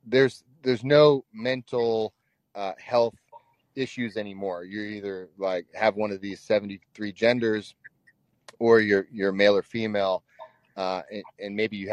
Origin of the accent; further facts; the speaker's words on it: Washington, United States; moved away as an adult; now in Texas, United States; I'm a refugee from Washington State. Moved down to Texas to escape the policies that were going on there.